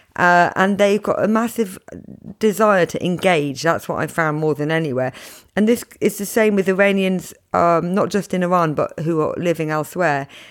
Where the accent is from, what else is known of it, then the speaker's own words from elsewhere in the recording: United Kingdom; as a British woman